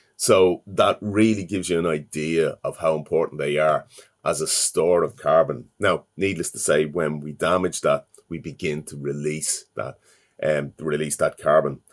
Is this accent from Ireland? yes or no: yes; Dublin, Leinster, Ireland; I'm from Dublin